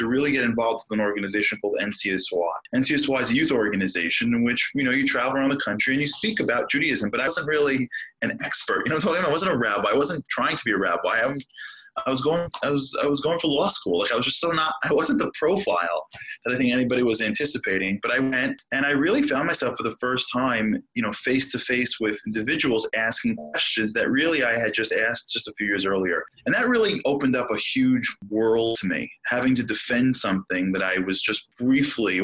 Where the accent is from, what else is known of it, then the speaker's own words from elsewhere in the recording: New York City, New York, United States; I grew up in Brooklyn, New York, in Canarsie, Brooklyn.